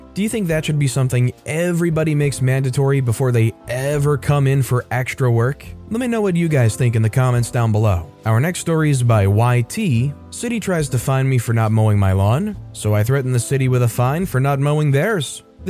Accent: New England, United States; I grew up in New England, long, miserable, cold winters.

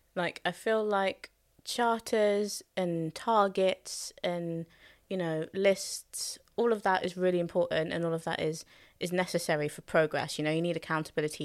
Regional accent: London, United Kingdom; I was born in Hackney, born and raised in Hackney

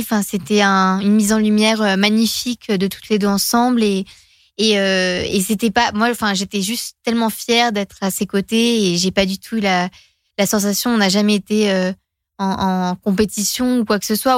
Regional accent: Finland; first language Finnish; French is a second language; suis finlandaise. c'est ma langue maternelle, c'est ma langue émotionnelle, quoi, le finnois.

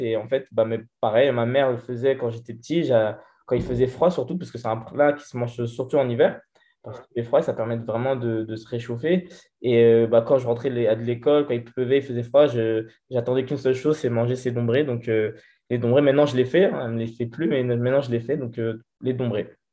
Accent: Vigneux-sur-Seine, Île-de-France, France; also born or lived in Brétigny-sur-Orge; j'ai grandi à Vigneux-sur-Seine

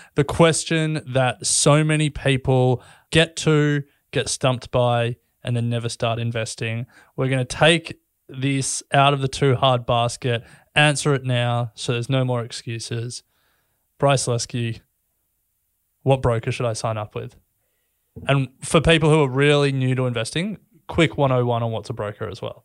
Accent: Australia; we, we grew up in Australia

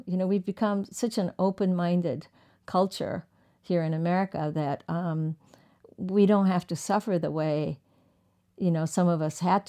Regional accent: Tokyo, Japan; So I grew up partially in Tokyo

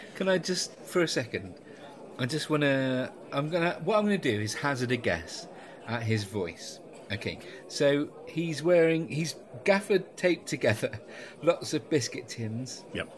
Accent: West Country, South West England, United Kingdom; because I'm from the West Country

